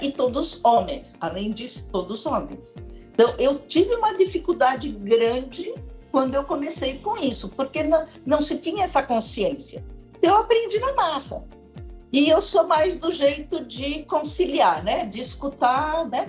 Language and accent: Portuguese; Brazil; sou brasileira com cara de chinesa, porque sou filha de chineses